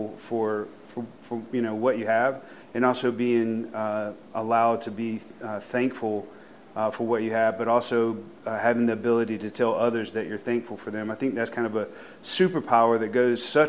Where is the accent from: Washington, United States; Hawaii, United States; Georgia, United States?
Georgia, United States; Thomaston; growing up in Thomaston was really an interesting experience.